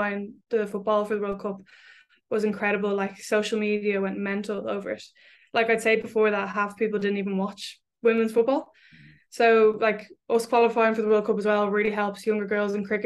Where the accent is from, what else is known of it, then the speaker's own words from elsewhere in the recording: Dublin, Leinster, Ireland; I'm from Dublin